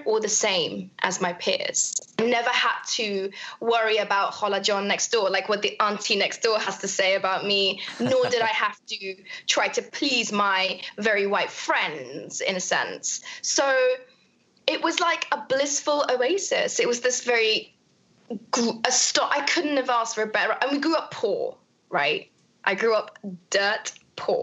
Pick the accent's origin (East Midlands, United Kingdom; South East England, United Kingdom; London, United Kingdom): London, United Kingdom; also born or lived in Kabul, Afghanistan / Peshawar, Pakistan / Saudi Arabia; I grew up in Camden Town